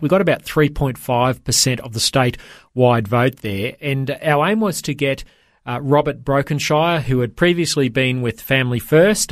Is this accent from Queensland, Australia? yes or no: yes; Toowoomba, Queensland, Australia; now in Brisbane, Australia; Queensland, uh, my home state where I grew up. I grew up in Toowoomba, uh, not far from Brisbane